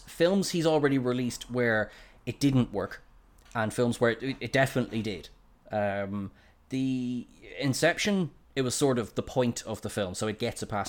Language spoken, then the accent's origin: English; Ireland; I'm Irish